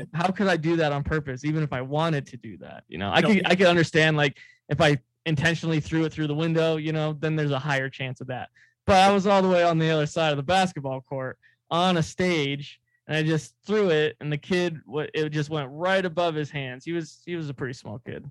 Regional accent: California, United States; moved away; we came back from California from visiting my family, because that's where I'm from originally

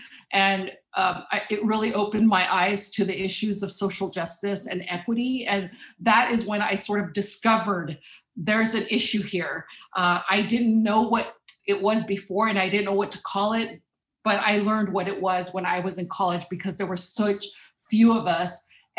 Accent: Watsonville, California, United States; also born or lived in Mexico; I was born in Mexico, so I'm a first generation immigrant. Came to the Pajaro Valley as a child, and I ended up attending public schools.

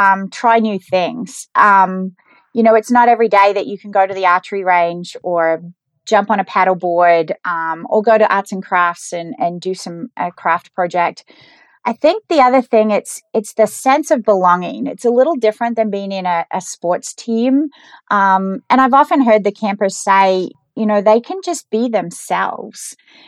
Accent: Geelong, Victoria, Australia; moved away as an adult; now in United States; So, yeah, I grew up in Geelong, Australia, and I wanted to do something different when I was a little bit younger.

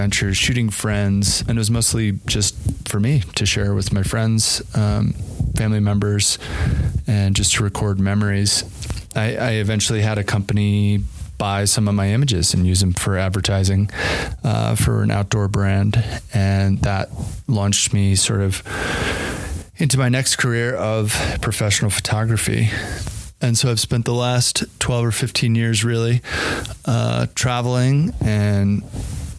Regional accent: New Jersey, United States; moved away as an adult; also born or lived in Colorado / Yosemite National Park, California; now in Jackson Hole, United States; I grew up in the East Coast in New Jersey, of all places

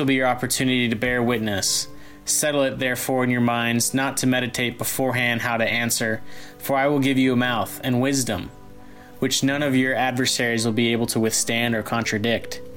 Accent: Grapevine, Texas, United States; I'm a junior from Grapevine, Texas

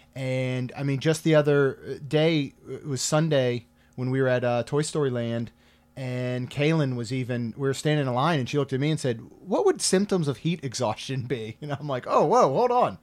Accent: Maryland, United States; now in Florida, United States; I grew up in Maryland

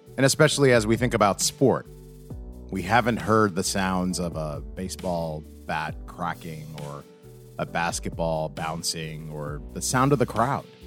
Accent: New York, United States; moved away as an adult; now in Arizona, United States; I grew up in New York

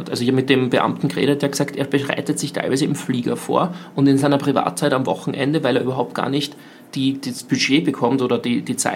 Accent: Austria; wo wir als Österreicher uns überlegen müssen

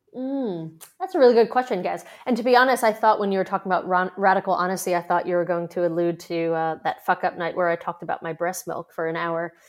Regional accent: New York, United States; now in Australia; I'm a New Yorker

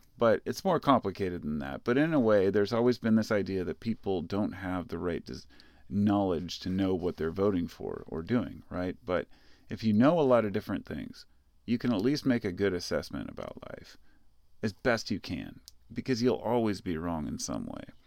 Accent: United States; as an American

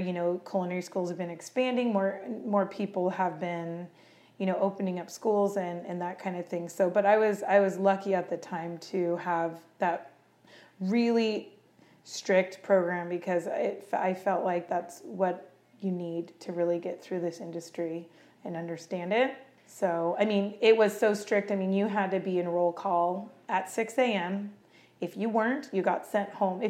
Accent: Camino, California, United States; I grew up in Camino, California

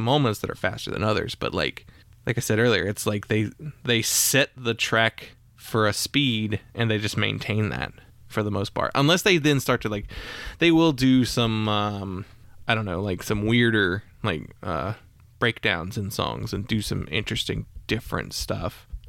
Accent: Midwest, United States; I'm from the Midwest, and I went to school in Georgia.

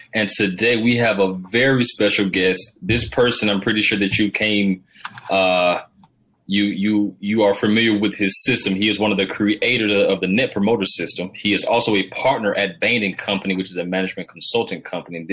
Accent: Georgia, United States; I'm from the South, Rob. I'm uh, I'm from Georgia

